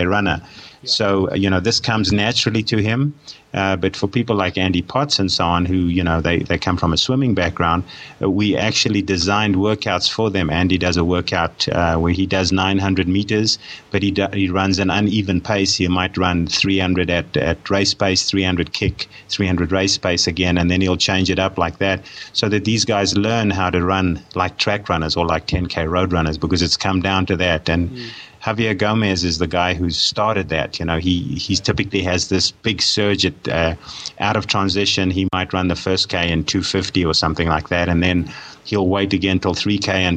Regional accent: South Africa; I'm a South African by birth, and I did most of my sport and most of my studying in South Africa, so that's where my background is

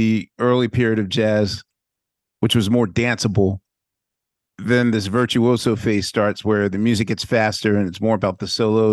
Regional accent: Philadelphia, Pennsylvania, United States; now in New York, United States; even as a Philadelphian

